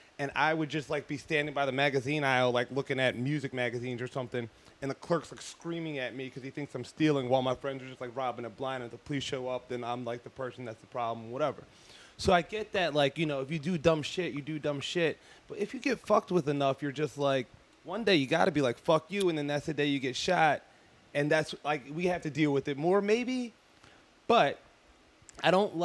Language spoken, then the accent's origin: English; right outside of Philadelphia, Pennsylvania, United States; Philly, right outside of Philly